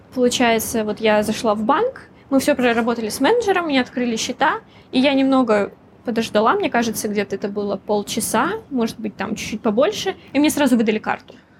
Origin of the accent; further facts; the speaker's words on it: Russia; moved away as an adult; now in Hong Kong; я из России